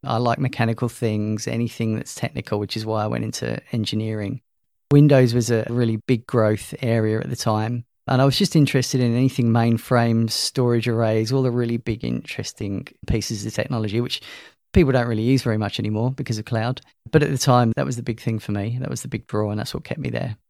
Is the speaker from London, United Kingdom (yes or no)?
yes; London, United Kingdom; moved away as an adult; also born or lived in Loughborough, England; now in Queensland, Australia; As you could probably guess from my accent, I'm not from Australia. Originally from London, emigrated here in twenty thirteen.